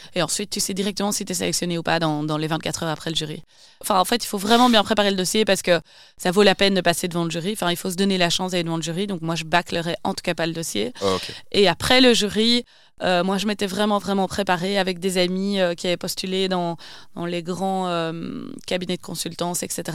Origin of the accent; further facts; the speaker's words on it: Wavre, Wallonia, Belgium; also born or lived in Brussels / Asia; j'ai grandi à Wavre, dans le Brabant Wallon